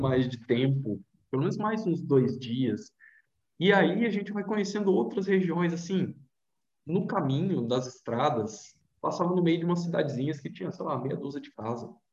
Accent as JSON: {"language": "Portuguese", "town": "Vitória", "region": "Espírito Santo", "country": "Brazil", "said": "Eu sou de Vitória, Espírito Santo"}